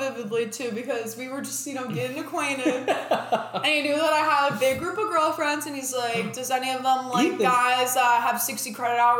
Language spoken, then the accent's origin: English; Chicago, Illinois, United States; moved away as an adult; also born or lived in Lockport, Illinois; now in San Antonio, United States; I lived there for 17 years. Like I went to high school there.